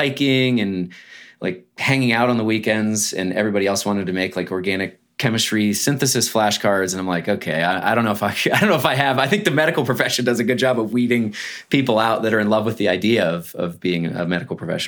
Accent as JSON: {"language": "English", "town": "Erie", "region": "Pennsylvania", "country": "United States", "tie": "born or raised there", "also_born_or_lived": "Baltimore", "moved": "yes", "said": "I was born in Erie, Pennsylvania to a working class family."}